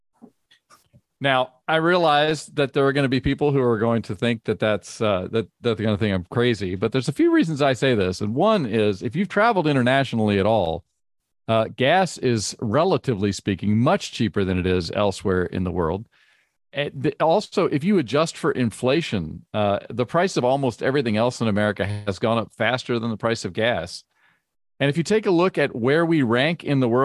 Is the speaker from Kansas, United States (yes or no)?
no; Virginia, United States; I grew up in Virginia